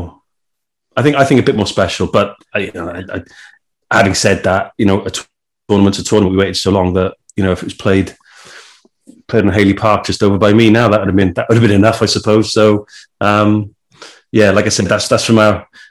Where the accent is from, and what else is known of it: Wales, United Kingdom